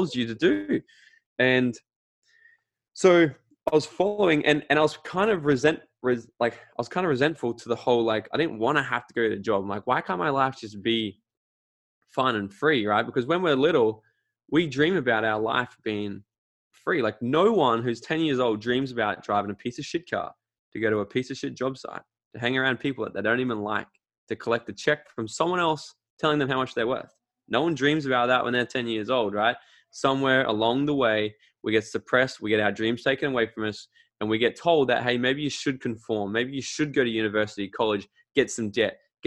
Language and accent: English; Australia; I'm from Australia